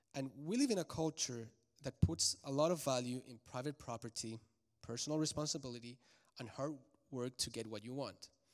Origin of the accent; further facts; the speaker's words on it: Santiago, Santiago Metropolitan Region, Chile; now in Charlotte, United States; I was raised in Santiago de Chile, which is the capital, and it's a huge city, about six million people.